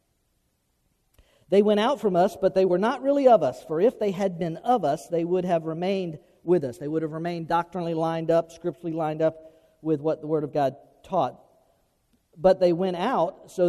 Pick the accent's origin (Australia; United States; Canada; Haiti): United States; Florida; growing up in Florida.